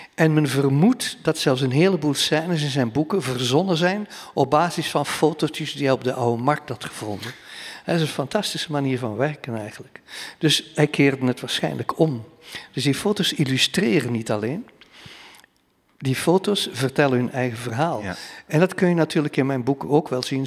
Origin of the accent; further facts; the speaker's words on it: banks of the Scheldt, Flanders, Belgium; ik aan de Scheldeboorden zit waar ik ben opgegroeid